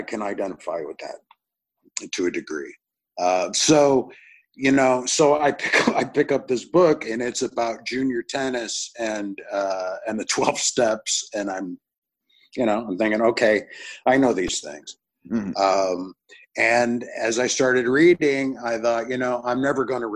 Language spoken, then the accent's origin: English; Northern Illinois, United States; also born or lived in Chicago; I grew up in Northern Illinois.